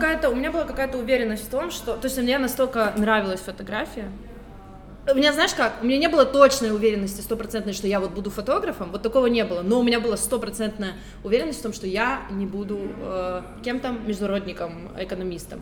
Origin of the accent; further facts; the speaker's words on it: Kyiv, Ukraine; also born or lived in Donetsk, Ukraine / Tbilisi, Georgia; я из Донецка. Я переехала в Киев, когда мне было двенадцать лет